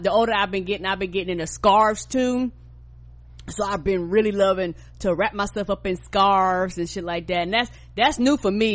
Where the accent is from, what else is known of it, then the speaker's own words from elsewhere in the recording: the South, United States; I'm from the South